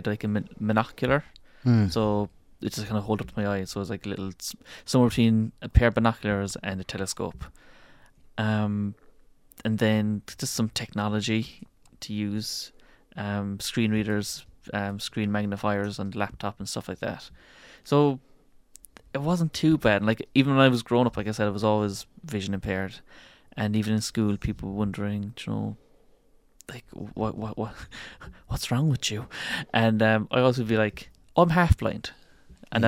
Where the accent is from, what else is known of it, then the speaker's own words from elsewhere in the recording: Tralee, Munster, Ireland; I'm from Tralee in Kerry